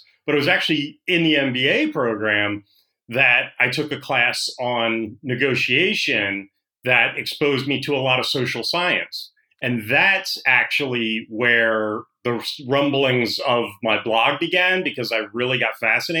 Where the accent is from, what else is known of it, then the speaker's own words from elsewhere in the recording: New Jersey, United States; moved away as an adult; also born or lived in Philadelphia, Pennsylvania / Hollywood, California; I was born in Philadelphia, raised in South Jersey